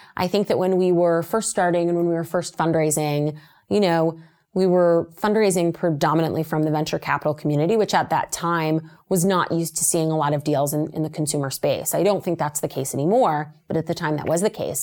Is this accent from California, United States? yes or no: no; Las Vegas, Nevada, United States; moved away; I'm originally from Las Vegas, Nevada.